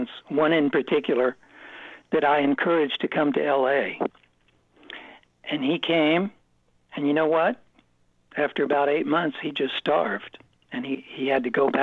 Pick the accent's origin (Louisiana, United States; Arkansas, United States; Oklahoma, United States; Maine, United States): Oklahoma, United States; Oklahoma City; moved away; we grew up with him in Oklahoma City